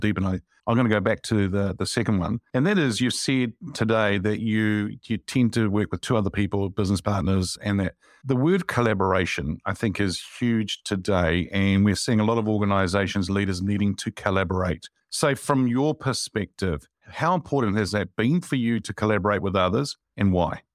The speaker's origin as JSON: {"language": "English", "region": "Wellington", "country": "New Zealand", "said": "I'm actually from Wellington"}